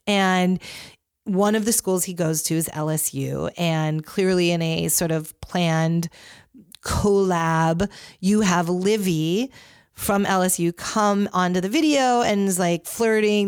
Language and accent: English; Northeast, United States; I grew up in the Northeast